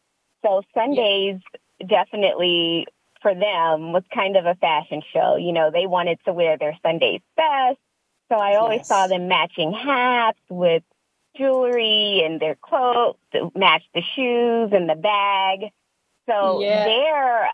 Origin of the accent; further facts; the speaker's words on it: Beaufort, South Carolina, United States; moved away as an adult; now in Los Angeles, United States; I'm from Beaufort, South Carolina